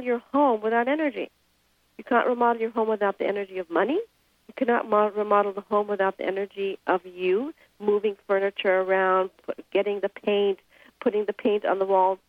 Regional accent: India; moved away; I grew up in India.

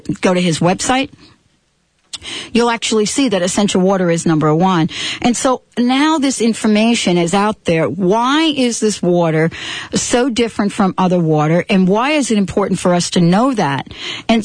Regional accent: New York, United States; we grew up in New York

